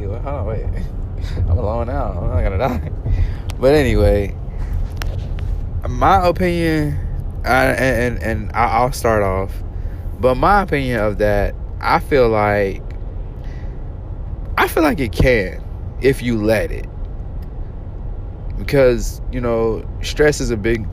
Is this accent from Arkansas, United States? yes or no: yes; Arkansas, United States; my hometown team, Arkansas